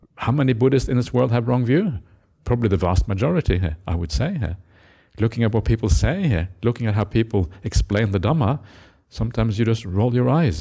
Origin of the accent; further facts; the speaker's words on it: Norway; moved away; I grew up in Norway